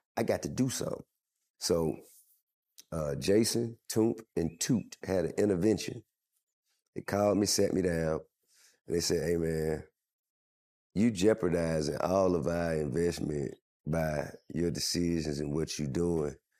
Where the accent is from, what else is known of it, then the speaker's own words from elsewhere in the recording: Atlanta, Georgia, United States; I'm from Atlanta